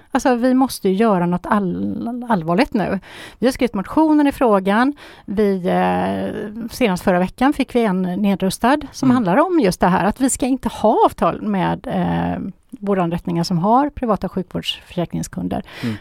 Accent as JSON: {"language": "Swedish", "town": "Gothenburg", "region": "Västra Götaland", "country": "Sweden", "said": "i Göteborg, där jag är ifrån"}